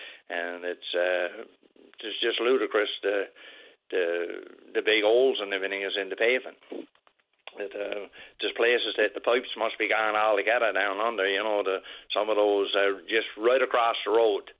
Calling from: Southwest Arm area, Newfoundland and Labrador, Canada; I'm calling, we calls it the Southwest Arm area. You leave up in Queens Cove, Northwest Brook area, and you come down to Gooseberry Cove, Southport. That's the last couple of places in the bottom.

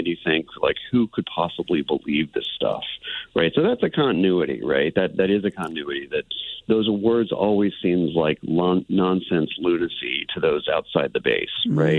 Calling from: Austin, Texas, United States; I'm calling in from Texas, from Austin, about an hour and a half from Waco.

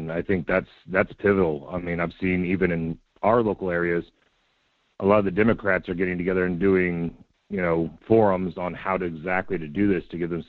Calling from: Palmer, United States; Hey, Michael. It's … from Palmer.

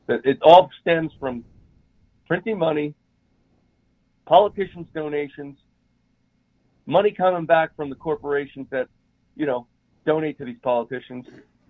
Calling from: Utah, United States; I'm calling from Utah.

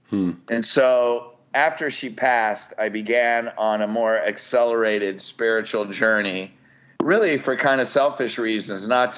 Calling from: Newport Beach, California, United States; Newport Beach, California.

